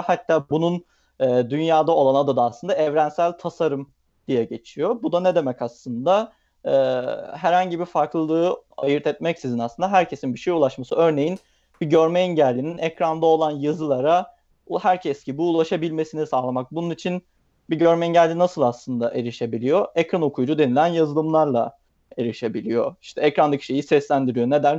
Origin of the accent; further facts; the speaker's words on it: Bursa, Turkey; moved away as an adult; also born or lived in Istanbul; ailem Bursalı, Bursa'da yaşıyorum. E, üniversite sebebiyle aslında İstanbul'a taşındım.